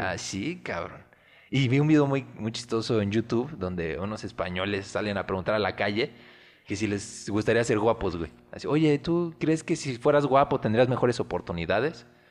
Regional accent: Mexico; aquí ya estamos mezclados

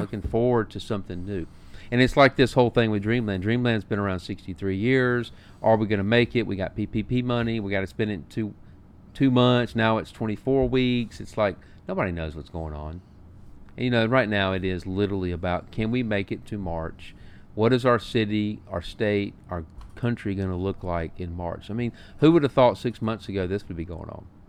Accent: Montgomery, Alabama, United States; I'm from Montgomery, Alabama.

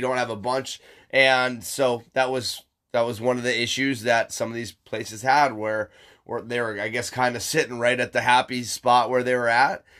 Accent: Michigan, United States; moved away; Michigan, my hometown

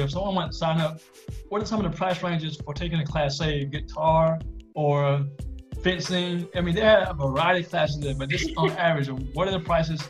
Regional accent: Greenville, South Carolina, United States; I'm from Greenville, South Carolina, which is where I am now.

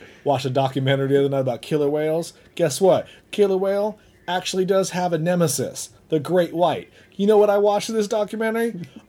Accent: Southern California, United States; I'm from Southern California.

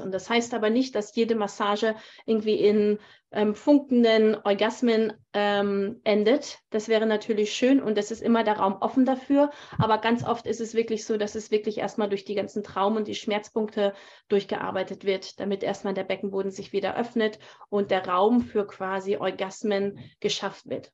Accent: Germany; moved away as an adult; also born or lived in Thailand; now in Canada; Ich bin ja Deutsche.

